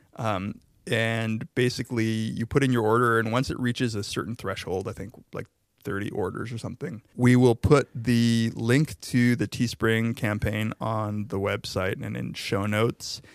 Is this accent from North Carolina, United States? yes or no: no; Riverside, California, United States; I'm from Riverside